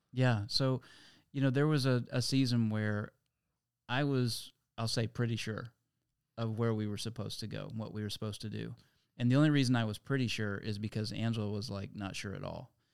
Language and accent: English; Lynchburg, Virginia, United States; moved away; I'm from Lynchburg, Virginia originally, and, uh, that's where I met Tim when we were back in middle school and high school